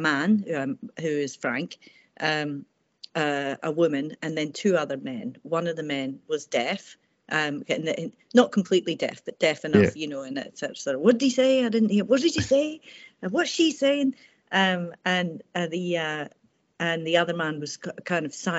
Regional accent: Airdrie, Scotland, United Kingdom; I grew up in Airdrie, sort of from about age 9 to age about 17.

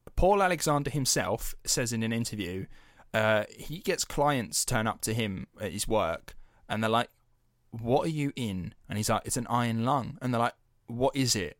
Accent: United Kingdom; we're British taxpayers

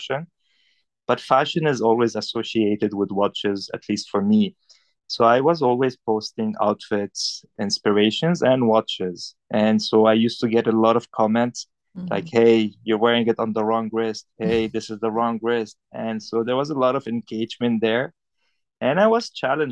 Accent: Beirut, Beirut Governorate, Lebanon; moved away as an adult; also born or lived in Paris; now in Hong Kong; I'm from Lebanon. I was born and bred in Beirut, Lebanon. I grew up there, spent most of my life there.

